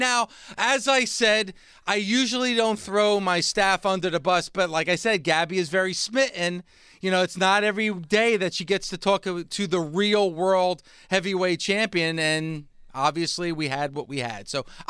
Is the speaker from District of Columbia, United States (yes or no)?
no; New Jersey, United States; I'm somebody from New Jersey